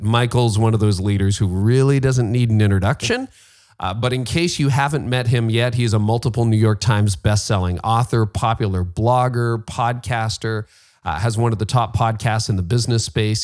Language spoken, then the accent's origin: English; Canada; I'm Canadian